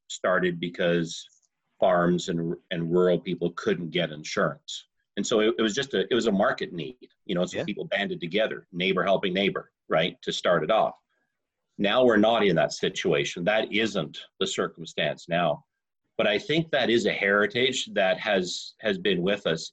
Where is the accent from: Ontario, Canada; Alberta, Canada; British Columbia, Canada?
Alberta, Canada; Southern; the little town where I grew up in Southern Alberta.